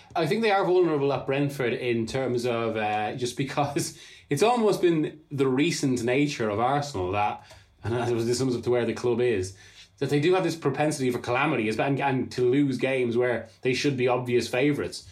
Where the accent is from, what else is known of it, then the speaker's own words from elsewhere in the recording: Ireland; being Irish